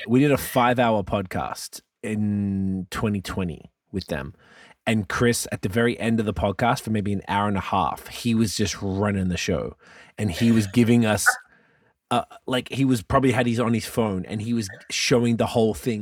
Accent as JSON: {"language": "English", "country": "Australia", "moved": "yes", "said": "I'm from Australia"}